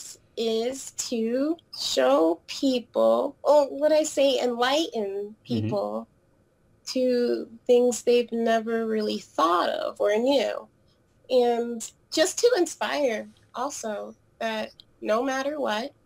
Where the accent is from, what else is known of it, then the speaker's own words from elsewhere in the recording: New York City, New York, United States; moved away; I was born in New York City, and I've been back and forth between it